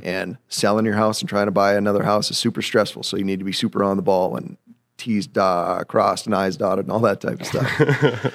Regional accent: Grafton, North Dakota, United States; So I'm from Grafton, North Dakota. Very, very proud to be from Grafton, North Dakota.

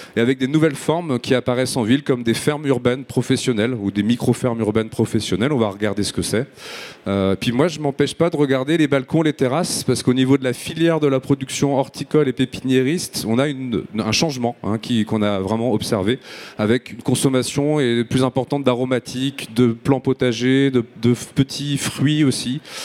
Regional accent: Marseille, Provence-Alpes-Côte d'Azur, France; je suis marseillais.

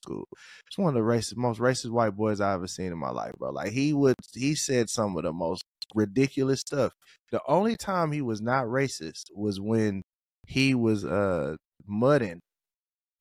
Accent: Columbia, Tennessee, United States; growing up in this, like, Columbia, Tennessee, like growing up in the South

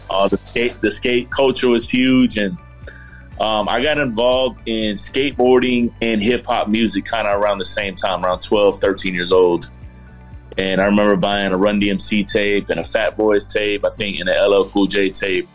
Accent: Miami, Florida, United States; moved away; also born or lived in Georgia; myself, grew up in South Florida. I grew up in Miami, Florida

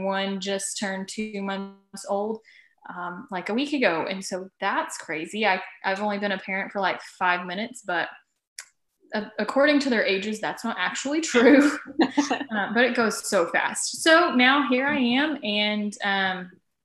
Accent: Texas, United States; I am in Texas because once you live in Texas and you're born and raised in Texas, you really have no reason to leave. So I didn't.

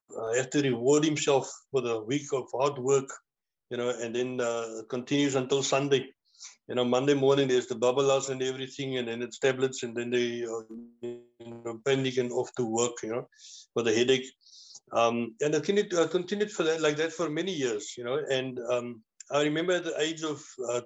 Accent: Cape Town, Western Cape, South Africa; moved away as an adult; now in George, South Africa; I'm originally from Cape Town, born and bred in Manenberg

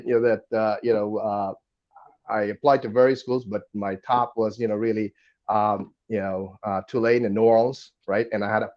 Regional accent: Kolkata, West Bengal, India; moved away as an adult; now in United States; I was born and went to school there in Don Bosco Park Circus

